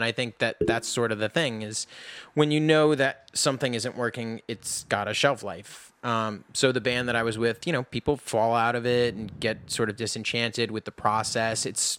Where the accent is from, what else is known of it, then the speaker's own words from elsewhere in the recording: New York City, New York, United States; Anyway, so I grew up in New York City. I started playing drums first, oddly enough.